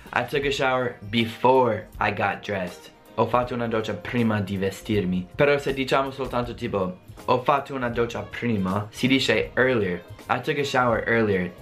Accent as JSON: {"language": "Italian", "country": "United States", "second_language": "Italian", "said": "Anche se sono americano parlo l'italiano"}